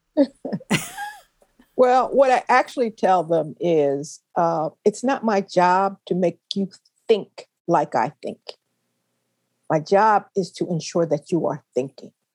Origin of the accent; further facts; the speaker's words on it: Philadelphia, Pennsylvania, United States; I loved growing up in West Philly